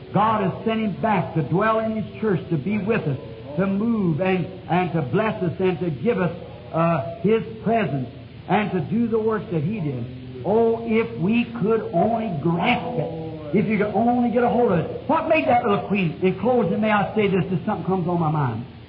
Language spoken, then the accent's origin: English; United States; I'm an American.